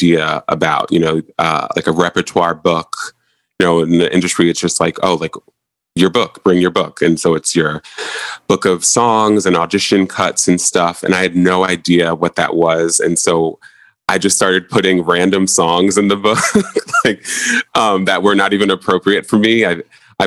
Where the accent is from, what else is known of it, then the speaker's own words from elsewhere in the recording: Montclair, New Jersey, United States; I'm from Montclair, New Jersey. And so at Montclair High